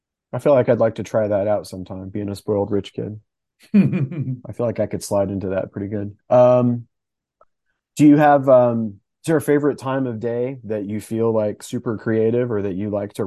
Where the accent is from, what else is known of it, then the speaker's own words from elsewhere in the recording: the South, United States; I'm an off, but I'm from the South. So I feel like, you know, it gets hot.